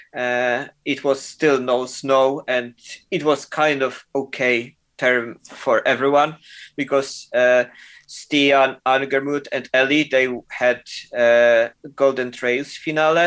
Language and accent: English; Poland; moved away as an adult; also born or lived in Germany / United Kingdom / New York / Milan; I'm from Poland, uh, uh, and I'm basically moved from Poland when I was 18.